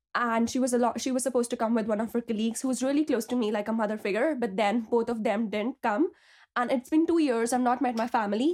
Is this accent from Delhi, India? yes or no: yes; Delhi, India; moved away as an adult; now in Belfast, United Kingdom; I'm originally from Delhi, India, but I came to Belfast two years back to pursue my P H D in biochemistry